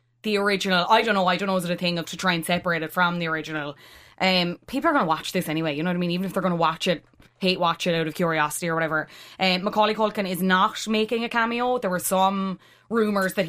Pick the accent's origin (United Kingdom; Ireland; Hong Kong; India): Ireland; we're Irish